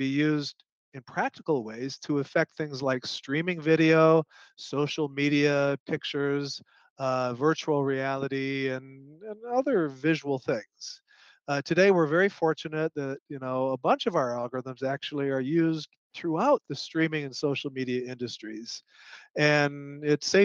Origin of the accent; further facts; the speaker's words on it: Chicago, Illinois, United States; I grew up in Illinois, north side of Chicago.